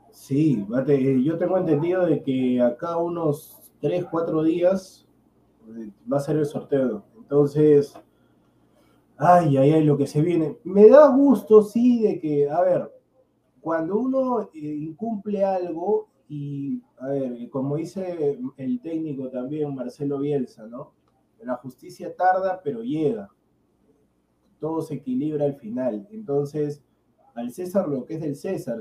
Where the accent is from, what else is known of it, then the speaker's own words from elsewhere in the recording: Peru; Yo como peruano